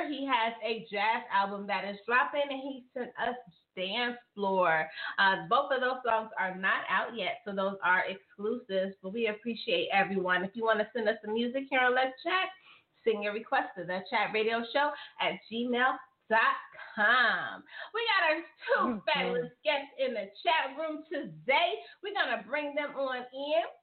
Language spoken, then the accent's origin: English; York, Alabama, United States; now in Tuscaloosa, United States; I'm originally from York, Alabama, but now I reside in Tuscaloosa